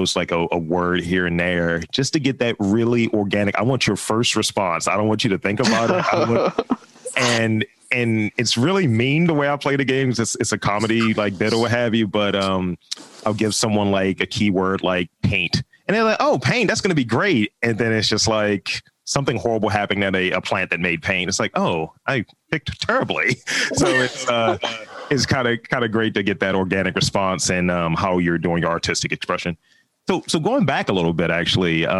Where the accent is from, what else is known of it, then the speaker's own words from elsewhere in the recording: Baltimore, Maryland, United States; I'm from Baltimore. I've been here all 36 years.